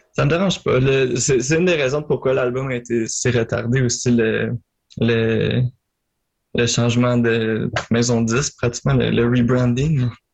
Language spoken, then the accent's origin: French; Marieville, Quebec, Canada; je viens de Marieville en Montérégie, sur la rive sud